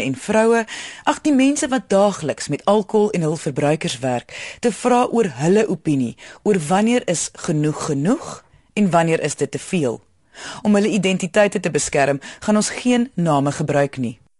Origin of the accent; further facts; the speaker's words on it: South Africa; Ons as Suid-Afrikaners